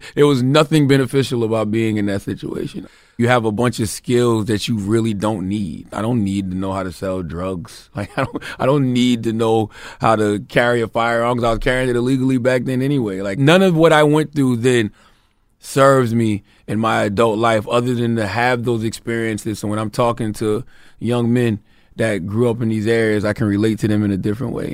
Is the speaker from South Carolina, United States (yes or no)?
yes; Moncks Corner, South Carolina, United States; Growing up in Mount Corner, South Carolina